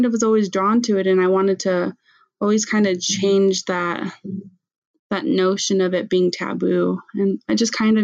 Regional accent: Tohatchi, New Mexico, United States; accent: Navajo; I grew up on the Navajo Reservation in Tohatchi, New Mexico

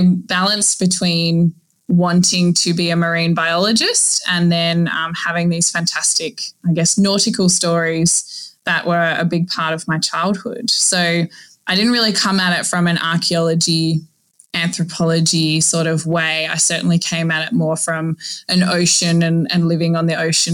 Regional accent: Northern Territory, Australia; now in Queensland, Australia; I grew up in the Northern Territory, so right in the heart of, I guess, like Crocodile Dundee territory

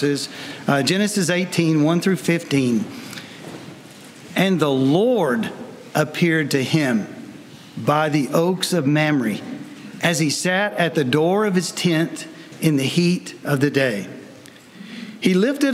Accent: Tennessee, United States; now in Columbus, United States; I'm from Tennessee

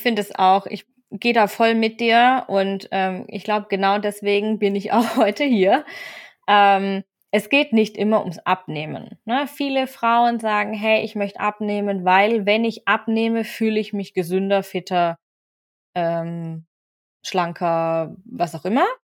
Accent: Swabia, Baden-Württemberg, Germany; also born or lived in Freiburg; now in Bavaria, Germany; ich bin ein süddeutscher Mix. Und zwar bin ich gebürtige Schwäbin, Wahlfreiburgerin und aktuell wohne ich in Bayern.

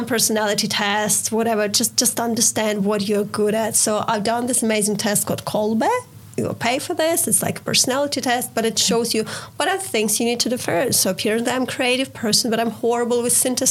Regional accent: Ukraine; I'm from Ukraine

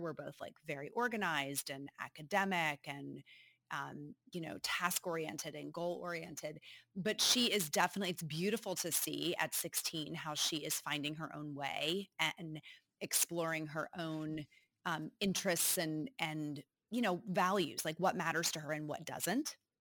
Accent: Northeast, United States; moved away as an adult; now in Cincinnati, United States; I grew up in the Northeast

